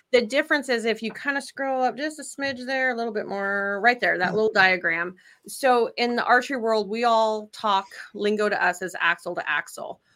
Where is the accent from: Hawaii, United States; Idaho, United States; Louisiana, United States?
Idaho, United States; moved away as an adult; now in Wisconsin, United States; I'm originally from Idaho